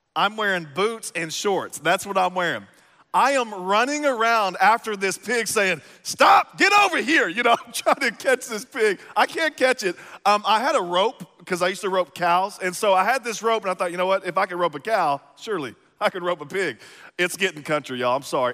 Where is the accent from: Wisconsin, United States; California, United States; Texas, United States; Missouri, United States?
Texas, United States; East; now in Midwest, United States; I grew up in East Texas